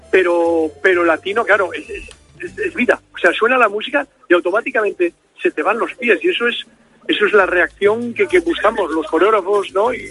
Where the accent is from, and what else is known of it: Cantabria, Spain